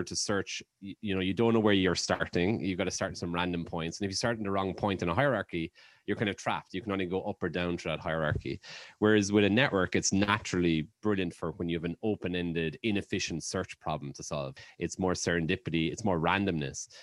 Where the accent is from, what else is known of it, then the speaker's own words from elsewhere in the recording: Ireland; moved away; growing up in Ireland